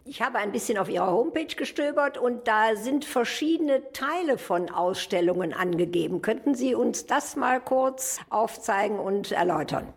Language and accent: German; Krefeld, North Rhine-Westphalia, Germany; ich als alte Krefelderin